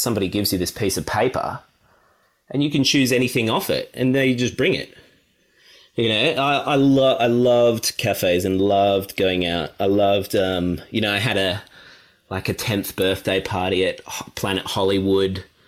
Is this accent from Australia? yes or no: yes; Sydney, New South Wales, Australia; But yeah, I grew up in Sydney and spent just about every holiday down at Naruma, because that's where my mum had grown up and we had the family house down there.